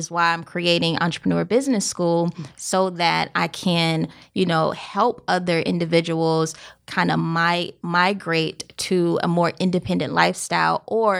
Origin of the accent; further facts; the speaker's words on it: Columbia, South Carolina, United States; So I grew up in South Carolina. Country girl, Columbia, okay. Broad River.